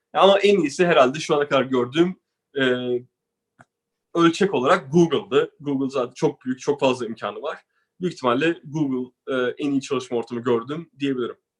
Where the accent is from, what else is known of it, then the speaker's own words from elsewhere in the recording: Turkey; moved away; biz Türkler olarak